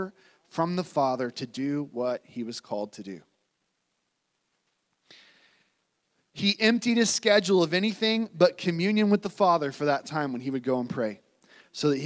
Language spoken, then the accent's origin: English; United States; I'm an American